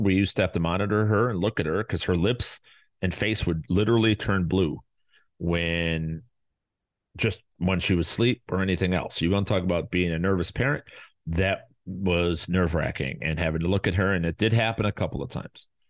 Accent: Chicago, Illinois, United States; now in Arizona, United States; we live in Arizona, and we're from Chicago.

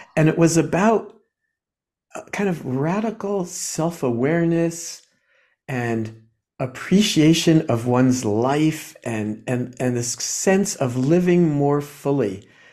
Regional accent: New Jersey, United States; I was born in New Jersey, uh, in a kind of a quiet, you know, I don't know, um, working class, working class family

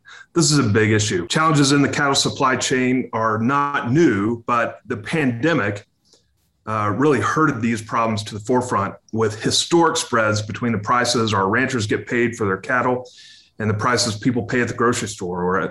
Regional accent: Texas, United States; as a Texan

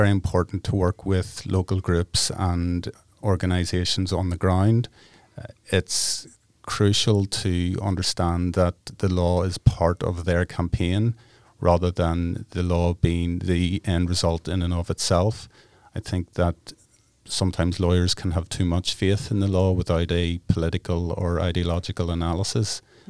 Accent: Ireland; I guess growing up in Ireland, we have a political consciousness, particularly in the north.

